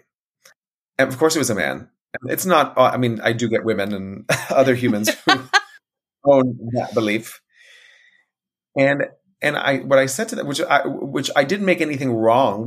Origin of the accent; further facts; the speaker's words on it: United States; As an American